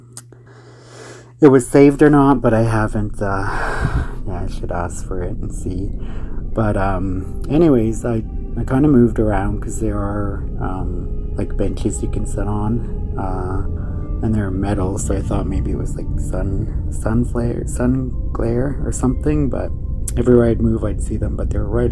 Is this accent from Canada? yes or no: yes; Ontario, Canada; I'm from Ontario, Canada